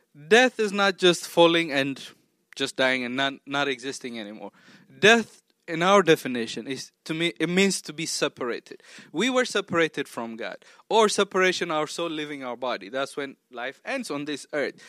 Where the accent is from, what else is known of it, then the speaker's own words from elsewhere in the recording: Tanzania; also born or lived in Ethiopia / Oklahoma; now in Maryland, United States; I grew up half, more than half my life in Tanzania, which is also East Africa